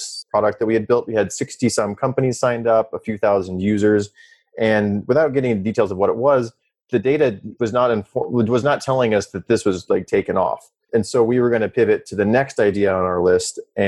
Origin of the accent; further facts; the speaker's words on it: South Dakota, United States; moved away; also born or lived in Stanford, California / San Francisco; I'm from South Dakota originally